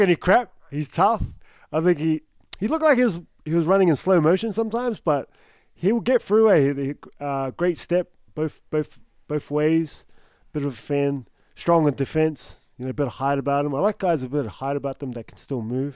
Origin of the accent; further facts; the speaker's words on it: Newcastle, New South Wales, Australia; I'm from Newcastle